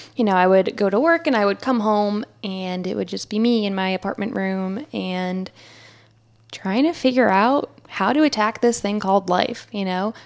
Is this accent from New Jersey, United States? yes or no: yes; New Jersey, United States; moved away as an adult; also born or lived in Philadelphia; now in Charlotte, United States; I grew up in New Jersey.